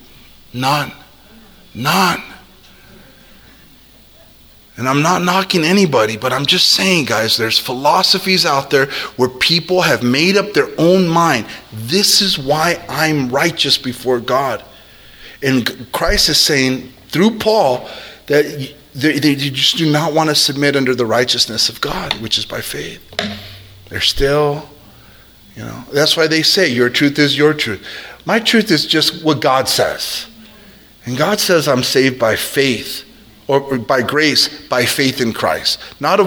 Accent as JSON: {"language": "English", "town": "South El Monte", "region": "California", "country": "United States", "tie": "born or raised there", "said": "I grew up in South El Monte"}